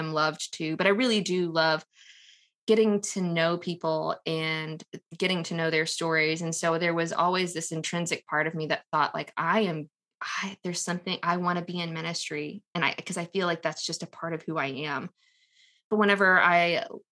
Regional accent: Texas, United States; I'm a born and raised Texan, have been in Texas my entire life

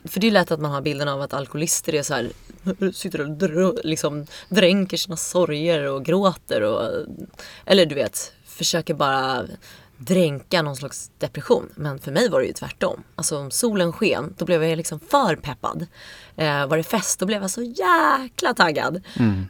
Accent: Stockholm, Stockholm County, Sweden; also born or lived in New York; Jag är uppvuxen i Vasastan

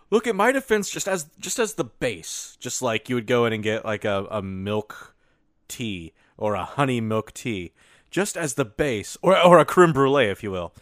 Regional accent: United States; I'm an American.

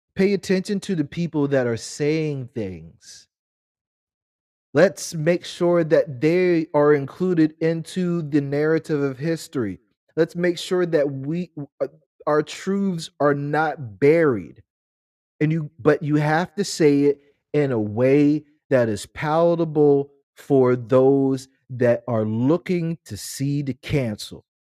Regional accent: United States; us as American black people

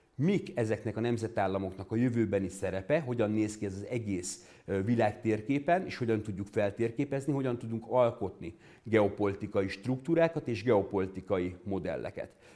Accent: Hungary; Magyarországról, egy magyar geográfusként

